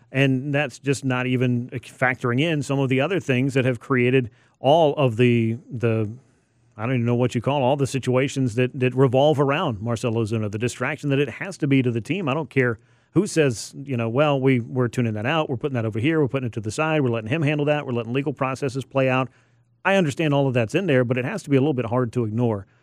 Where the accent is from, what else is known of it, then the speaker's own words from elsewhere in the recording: Georgia, United States; growing up a Braves fan. Well, yeah, I'm from Georgia